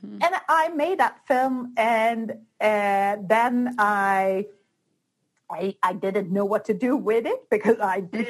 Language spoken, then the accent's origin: English; Sweden; moved away as an adult; now in Barcelona, Spain; I was born in Sweden, but I moved down to Barcelona in Spain.